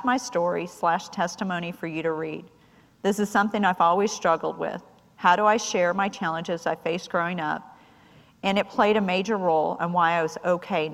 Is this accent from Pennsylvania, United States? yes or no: no; San Diego, California, United States; me growing up in San Diego